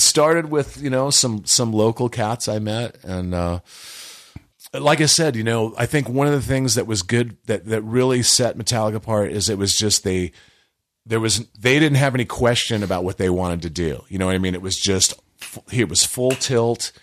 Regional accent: Hawaii, United States; moved away as an adult; also born or lived in California; I was a kid in Hawaii. I grew up in Hawaii.

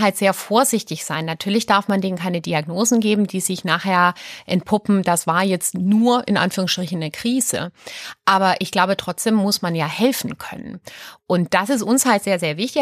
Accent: Aalen, Baden-Württemberg, Germany; moved away as an adult; also born or lived in Sweden / Berlin; Ich bin ja Schwedin. Und die ersten drei Lebensjahre war ich auch noch in Schweden. Und dann sind meine Eltern aber nach Süddeutschland. Und ich bin im Ostalbkreis groß geworden, auf der Schwäbischen Alb

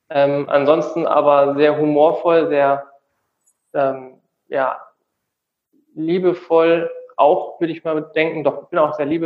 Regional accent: Tecklenburg, North Rhine-Westphalia, Germany; ich komme gebürtig aus Tecklenburg, also so ein kleiner Ort zwischen Münster und und Osnabrück in Nordrhein-Westfalen.

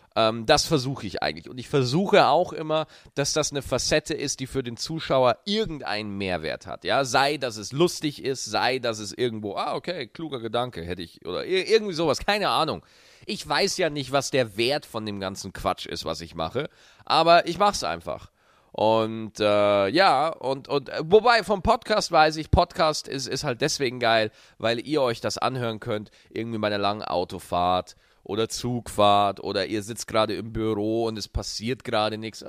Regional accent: Schwarzach, Bavaria, Germany; moved away; als ich noch in Schwarzach gelebt habe. Das ist äh, der kleine Ort, äh, wo ich aufgewachsen bin

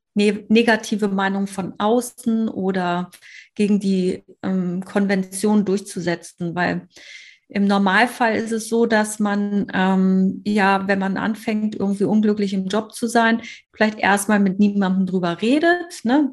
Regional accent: Hamburg, Germany; komme aus Hamburg

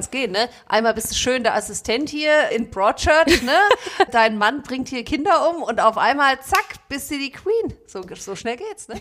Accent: Frankfurt, Hesse, Germany; sind beide Frankfurter Mädchen

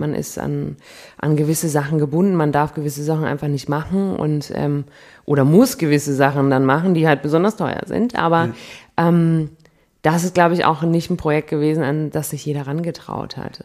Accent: Munich, Bavaria, Germany; moved away as an adult; now in Cologne, Germany; als Münchner

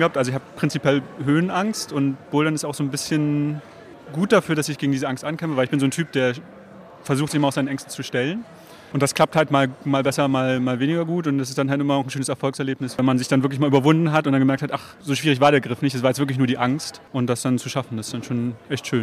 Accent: Rostock, Mecklenburg-Vorpommern, Germany; ich komme aus Rostock

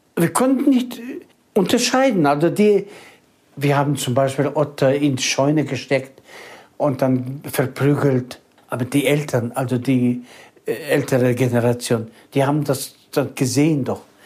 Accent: Kazakhstan; moved away as an adult; also born or lived in Germany; Zu Hause waren wir Kasachen, pur

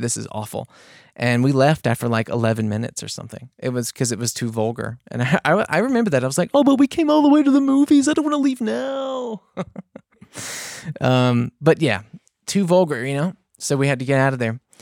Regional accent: the South, United States; I'm from the South

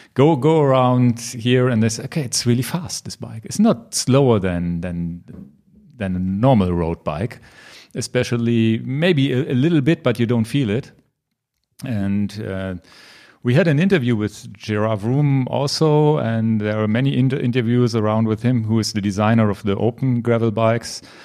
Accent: Hanover, Lower Saxony, Germany; English is a second language; here in my hometown hometown Hanover

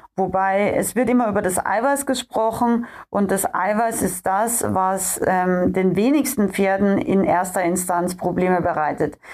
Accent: Austria; moved away; ich bin ja ursprünglich in Österreich äh, aufgewachsen und komme da ja auch her aus den österreichischen Bergen

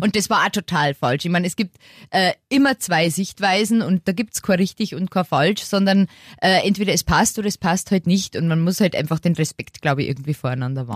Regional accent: Lower Bavaria, Germany; moved away as an adult; Ich bin ja jetzt, wie gesagt, äh, wieder in meine Heimat gezogen

